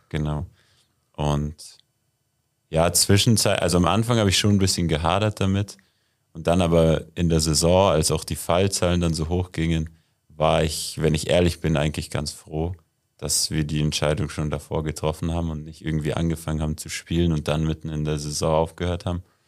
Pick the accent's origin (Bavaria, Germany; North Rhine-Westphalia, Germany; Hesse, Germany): Bavaria, Germany; Murnau; bin ja in Murnau aufgewachsen